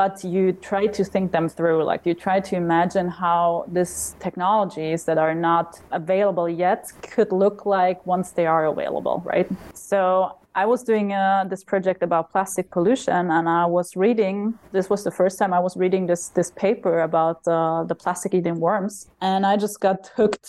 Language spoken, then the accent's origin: English; South Tyrol, Trentino-Alto Adige, Italy; I'm from the German-speaking part of Italy, so known as South Tyrol. Growing up in the Dolomites